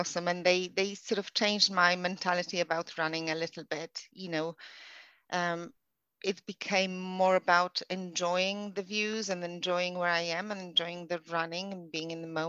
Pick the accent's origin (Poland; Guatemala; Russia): Poland; English is a second language; now in United Kingdom; I moved over to the UK from Poland in 2008.